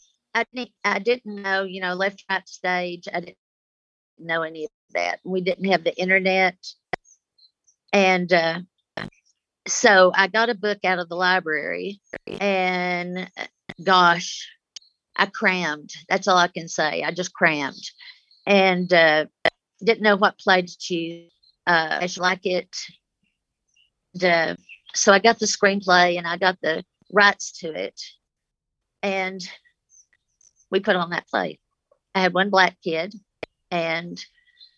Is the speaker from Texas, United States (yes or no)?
yes; Lockney, Texas, United States; first language American Sign Language; English is a second language; then they sent me to live with my grandparents in Lockney, and I lived with them till I was five